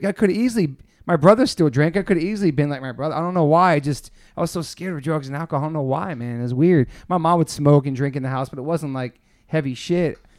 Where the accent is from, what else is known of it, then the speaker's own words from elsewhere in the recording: Southern Maryland, United States; also born or lived in Newport; living in Southern Maryland, there was no skaters in my town